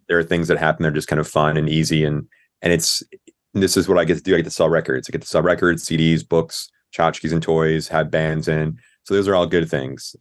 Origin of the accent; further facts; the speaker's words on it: Clearwater, Florida, United States; now in Orlando, United States; I grew up over in Tampa, uh, in Clearwater